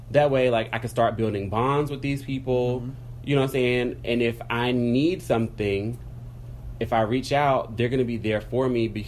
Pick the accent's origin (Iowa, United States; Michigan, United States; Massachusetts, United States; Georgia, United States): Georgia, United States; Atlanta; this is my name, this is where I'm from, I'm from Atlanta, blah blah blah blah